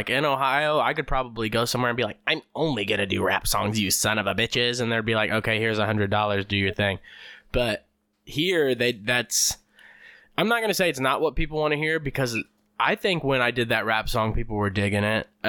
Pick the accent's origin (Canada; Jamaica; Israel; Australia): Australia; accent: Australian; And the thing that does suck about that is when I talk in my Australian accent, I love using the C word because it's authentic.